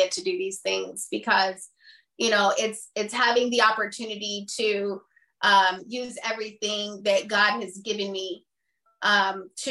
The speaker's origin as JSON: {"language": "English", "country": "U.S. Virgin Islands", "moved": "yes", "said": "I'm from the Virgin Islands originally. I was born in St. Croix."}